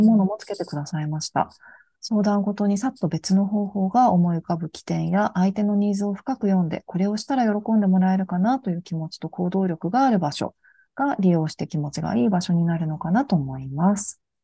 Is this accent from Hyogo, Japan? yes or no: no; Hachinohe, Aomori, Japan; 私自身はもう青森県の八戸市っていうところの出身なんですけど、